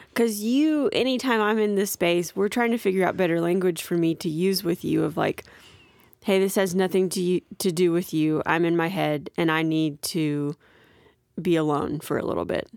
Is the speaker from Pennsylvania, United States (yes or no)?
no; near Gulf Shores, Alabama, United States; I grew up, but, like, thirty minutes from Gulf Shores